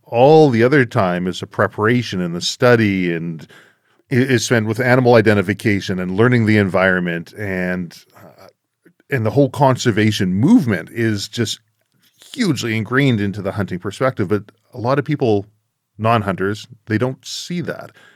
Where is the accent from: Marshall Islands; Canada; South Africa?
Canada; Being a Canadian